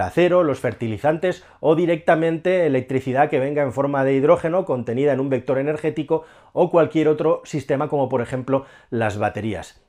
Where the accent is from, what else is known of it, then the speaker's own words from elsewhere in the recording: Spain; somos españoles